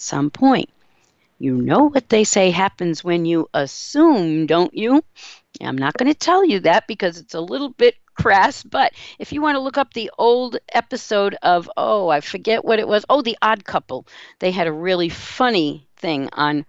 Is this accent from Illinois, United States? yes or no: no; Seekonk, Massachusetts, United States; I grew up in Massachusetts in a little town called Seekonk, Massachusetts.